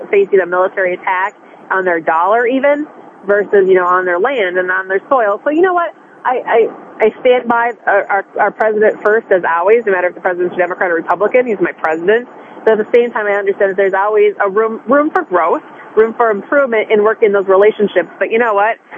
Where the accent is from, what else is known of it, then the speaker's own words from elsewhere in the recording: United States; I'm American first